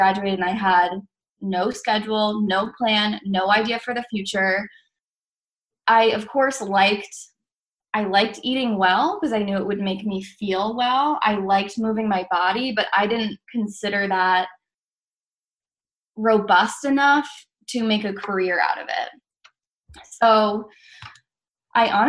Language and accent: English; Massachusetts, United States; I grew up in Massachusetts